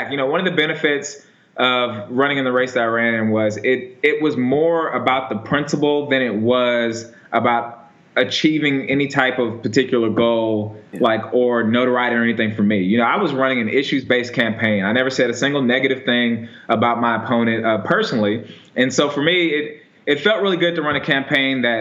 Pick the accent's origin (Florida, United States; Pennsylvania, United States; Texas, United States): Texas, United States; Houston; also born or lived in California; So I was born in California, and my parents are uh, Coast Guard. So I've I've lived in like a bunch of different coastal cities, but we moved to Houston when I was in elementary school.